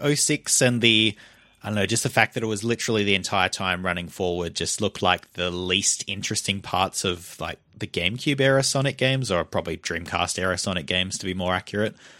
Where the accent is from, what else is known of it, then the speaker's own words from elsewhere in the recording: Australia; accent: Australian; we're from Australia, if you couldn't tell from our weird, horrible voices